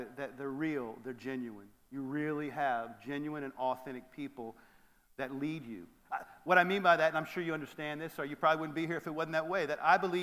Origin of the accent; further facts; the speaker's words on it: Atlanta, Georgia, United States; I'm from Atlanta, so we like to talk to one another in church.